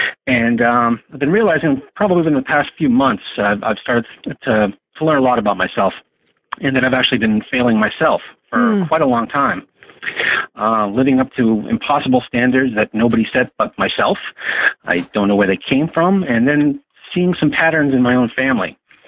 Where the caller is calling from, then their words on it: Massachusetts, United States; also born or lived in Los Angeles; Yes, I'm calling from Massachusetts.